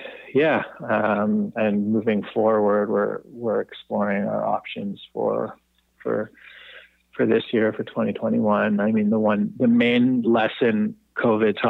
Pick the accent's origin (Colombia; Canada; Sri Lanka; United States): Canada; Toronto, Ontario; now in Montreal, Canada; I actually grew up in Toronto, so I'm quite familiar with the city. I grew up in the Annex area.